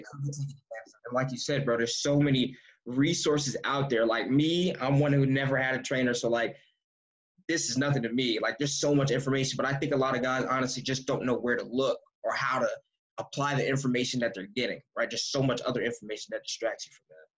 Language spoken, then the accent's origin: English; United States; moved away as an adult; now in Canada; we're two American guards with two different you know backgrounds, but we're both here in Canada